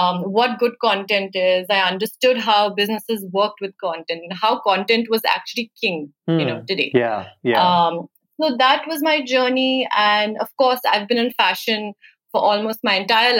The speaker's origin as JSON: {"language": "English", "region": "Chandigarh", "country": "India", "tie": "born or raised there", "also_born_or_lived": "Italy / Bombay", "said": "I moved back home to Chandigarh, which is my hometown"}